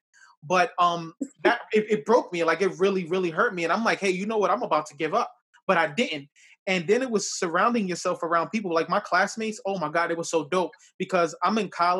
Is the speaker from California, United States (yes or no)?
no; New York City, New York, United States; now in Yonkers, United States; I grew up in the South Bronx as well, too